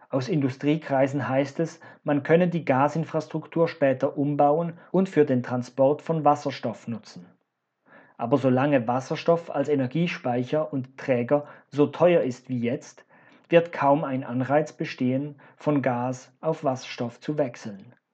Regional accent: Zug, Switzerland; Sie ist ein geopolitisches Projekt Putins mit administrativem Hauptsitz in meiner Heimatstadt Zug.

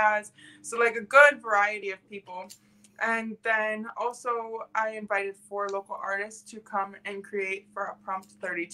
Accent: Lansing, Michigan, United States; also born or lived in Colorado Springs, Colorado / London; Not born, but I was raised here.

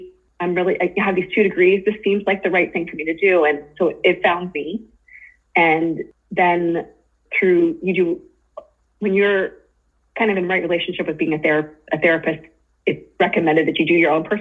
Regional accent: Pittsburgh, Pennsylvania, United States; also born or lived in Japan; I'm from Pittsburgh

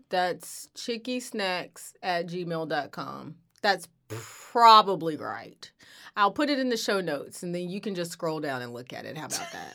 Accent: United States; I'm from here, I've lived here, I'm American

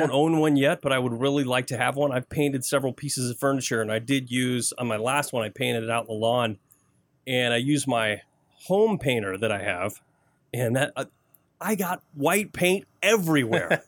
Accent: Flint, Michigan, United States; also born or lived in Davison, Michigan; I grew up in Flint, born and raised

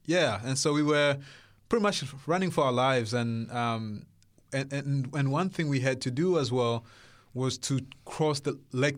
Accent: Burundi; born there; English is a second language; moved away; also born or lived in Congo; I was born in Burundi, the central east of Africa

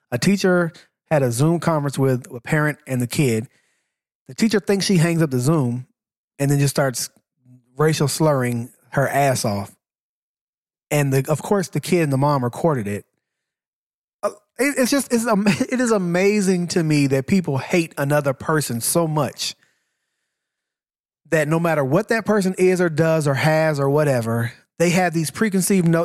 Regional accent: Laos; I'm shit. from Laos.

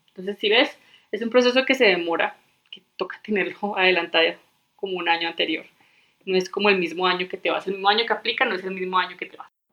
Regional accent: Medellín, Antioquia, Colombia; moved away as an adult; now in Denver, United States; yo soy colombiana, nací en Medellín

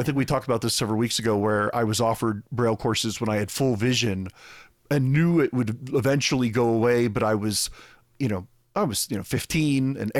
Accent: Scotland, United Kingdom; I'm Scottish, damn it.

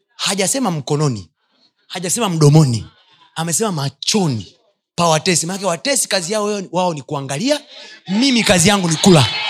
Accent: Chagga land, Kilimanjaro, Tanzania; kule kwetu uchagani wachaga wengi

